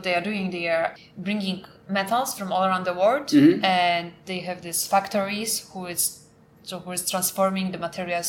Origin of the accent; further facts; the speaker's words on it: Poland; first language Polish; English is a second language; moved away as an adult; Polish is a really hard language. And to be honest, even it's my first language, I would make some mistakes.